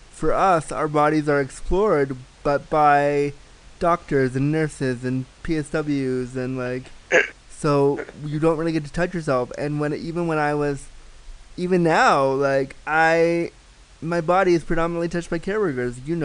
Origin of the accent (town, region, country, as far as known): Toronto, Ontario, Canada